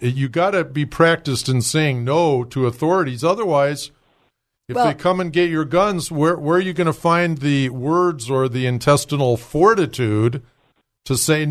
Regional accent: Michigan, United States; When I grew up in Michigan, the typical family was the mother stayed at home with at least four or five kids. We had a lot of Catholics around our neighborhood. We weren't Catholic

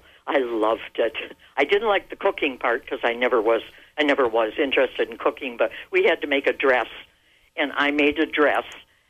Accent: Menominee, Michigan, United States; I grew up in Menominee

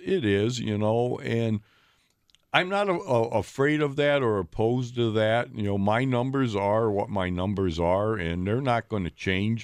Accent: Ohio, United States; now in Milwaukee, United States; I grew up in Ohio uh, with my father

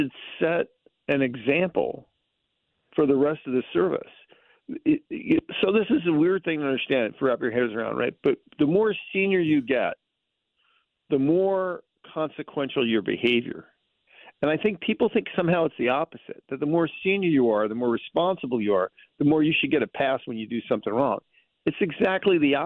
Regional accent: the South, United States; in the South, we had a saying

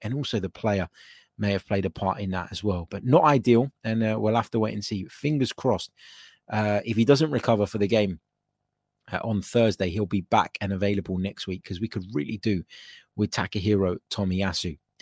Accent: Cyprus; I'm from Cyprus

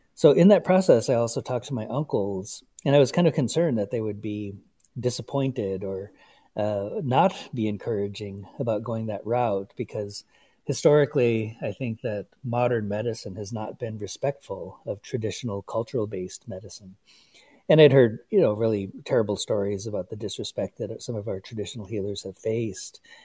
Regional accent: Kyle, South Dakota, United States; moved away; I'm originally from Kyle, South Dakota, on the Pine Ridge Reservation

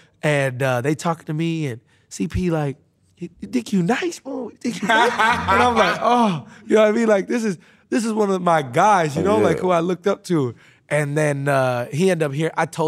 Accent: Midwest, United States; Now, I grew up living in the Midwest

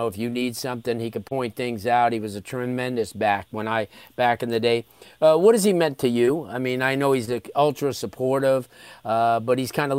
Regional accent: Florida, United States; See, from growing up in South Florida and being around these kids at the youth football level

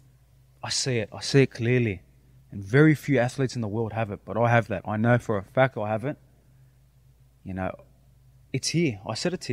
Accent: Sydney, New South Wales, Australia; now in Miami, United States; I'm representing where I'm from, Sydney, Australia, my Greek people

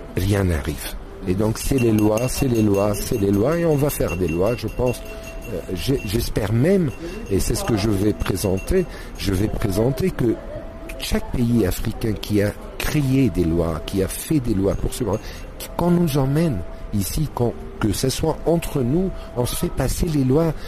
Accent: Egypt; chez nous en Égypte

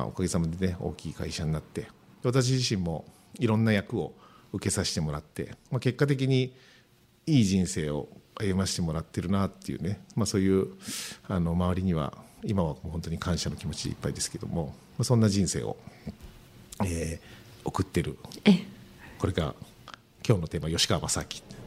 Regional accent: Mishima, Shizuoka, Japan; 私三島出身ですけど

